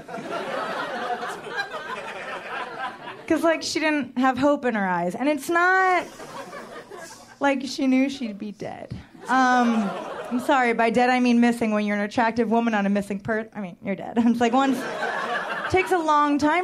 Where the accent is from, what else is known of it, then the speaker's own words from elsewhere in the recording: New York, United States; I am a New Yorker